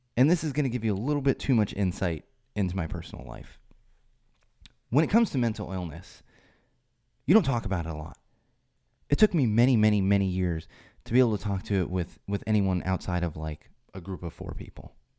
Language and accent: English; San Diego, California, United States